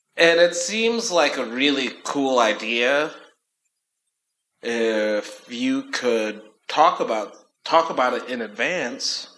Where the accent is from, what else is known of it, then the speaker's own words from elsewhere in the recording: Chicago, Illinois, United States; moved away; when I lived in Chicago or growing up in Chicago with house music